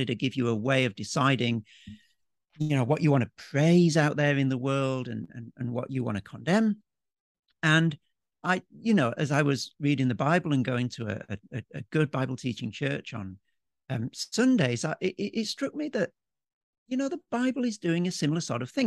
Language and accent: English; Yorkshire and the Humber, United Kingdom; moved away as an adult; now in Melbourne, Australia; I'm a Yorkshireman, grew up in the U K